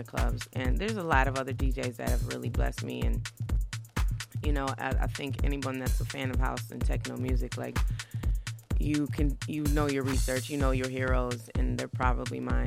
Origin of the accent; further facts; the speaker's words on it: Midwest, United States; I'm from the Midwest, and particularly the I-94, I like to call it the Nile River. You know, it was just from Chicago to Detroit